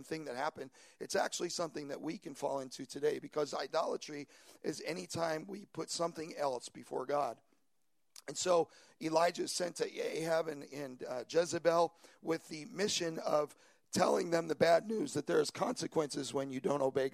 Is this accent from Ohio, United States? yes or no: no; New York, United States; moved away as an adult; also born or lived in Long Island; now in San Francisco Bay Area, United States; I'm originally from New York, and for the last 15 years, Long Island has been home for us